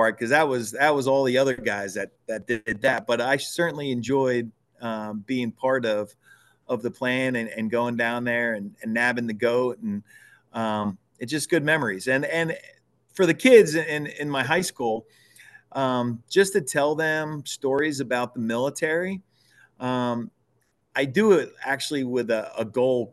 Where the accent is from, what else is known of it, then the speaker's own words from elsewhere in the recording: Branchville, New Jersey, United States; moved away as an adult; I'm actually currently living up at Culver Lake in Branchville, New Jersey